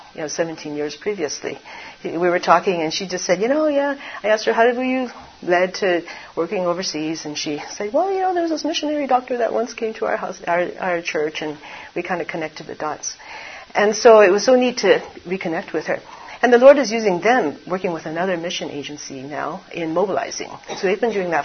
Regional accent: Canada; moved away as an adult; also born or lived in Taiwan; now in China; Grew up in Canada, was born in Taiwan

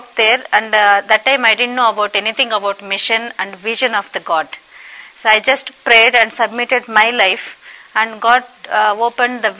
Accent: Raxaul, Bihar, India; I come from Bihar, Raxol, the place called Raxol in state of the Bihar from India.

